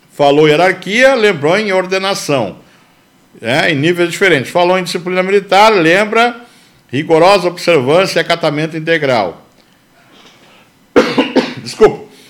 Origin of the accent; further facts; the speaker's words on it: Brazil; Sou brasileiro com muito orgulho